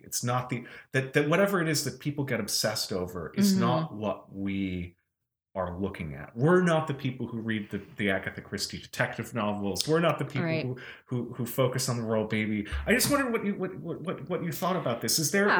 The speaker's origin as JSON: {"language": "English", "region": "West Coast", "country": "United States", "said": "I'm an American. {S1} Right. {S0} I'm from the West Coast, too."}